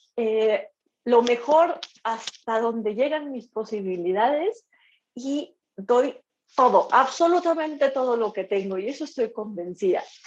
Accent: Mexico; mi carrera como mujer, como mexicana, como violinista

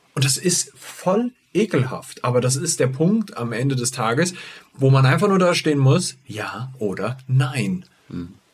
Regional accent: Giessen, Hesse, Germany; ich bin in Gießen aufgewachsen

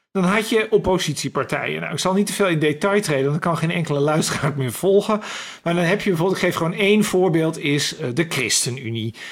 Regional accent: Den Helder, North Holland, Netherlands; ik ben opgegroeid in Den Helder, een jaar lang met de trein naar Amsterdam gegaan

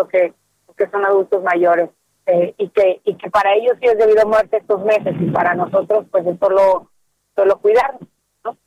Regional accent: Mexico; como mexicanos en particular

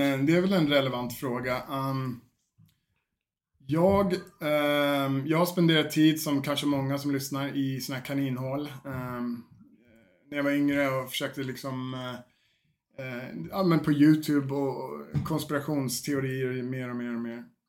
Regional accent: Sweden; moved away; also born or lived in Fagersta; jag flyttade hem till Sverige

